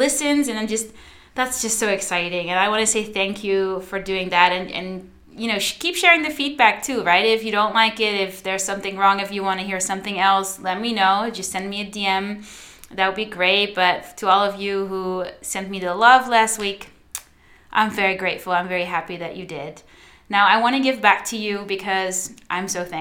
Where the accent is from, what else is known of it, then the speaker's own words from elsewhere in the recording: Netherlands; first language Dutch; English is a second language; I'm Dutch